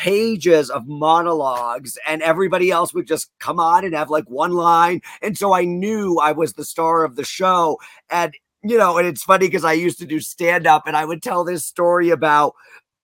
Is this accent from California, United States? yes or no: no; Wallingford, Connecticut, United States; I'm from Connecticut and that is known as the insurance capital of America